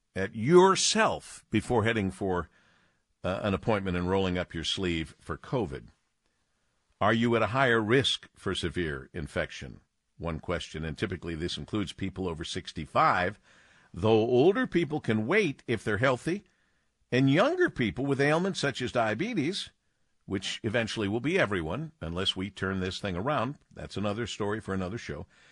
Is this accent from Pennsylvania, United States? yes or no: no; Detroit, Michigan, United States; my hometown